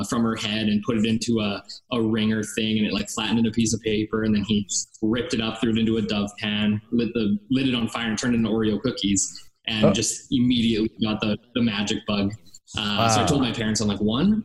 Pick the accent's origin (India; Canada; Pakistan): Canada; Calgary, Alberta; I grew up in Calgary, Alberta